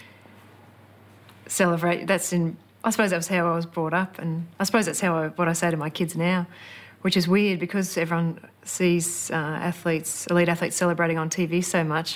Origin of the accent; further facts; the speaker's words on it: Brisbane, Queensland, Australia; I grew up in Brisbane.